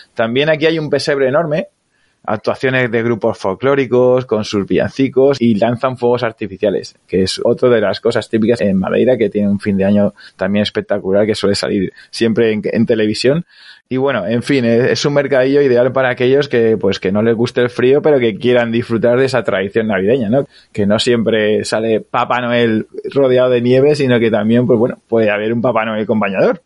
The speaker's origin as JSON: {"language": "Spanish", "town": "Alicante", "region": "Valencian Community", "country": "Spain", "said": "yo soy de Alicante"}